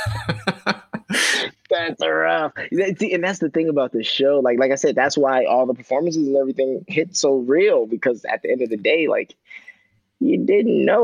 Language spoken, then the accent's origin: English; Chicago, Illinois, United States; I come from Southside Chicago